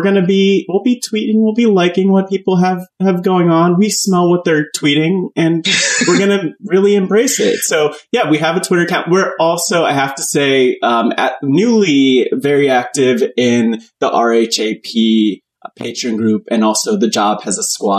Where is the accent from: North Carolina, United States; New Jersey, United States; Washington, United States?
New Jersey, United States; Yeah. I'm from Jersey